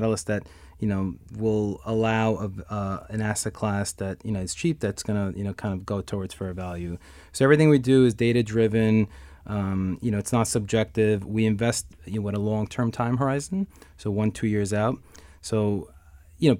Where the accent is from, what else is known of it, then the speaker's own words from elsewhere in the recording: New York City, New York, United States; I was born and raised in Astoria, Queens